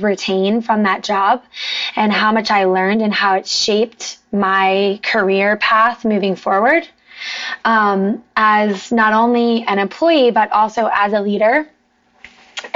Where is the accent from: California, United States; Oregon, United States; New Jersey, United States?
New Jersey, United States; moved away as an adult; also born or lived in New York City; now in South Florida, United States; I'm from New Jersey originally